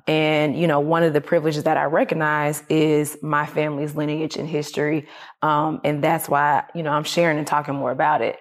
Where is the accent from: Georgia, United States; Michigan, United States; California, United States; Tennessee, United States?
Georgia, United States; Atlanta; I was raised in Atlanta. I wasn't raised on the farm